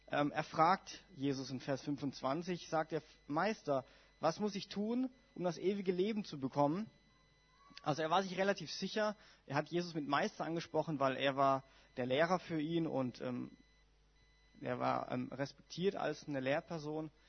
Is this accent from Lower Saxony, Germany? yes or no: no; Heidelberg, Baden-Württemberg, Germany; ich komme ja aus Baden-Württemberg und ich komme aus einer FWG in also Großraum Heidelberg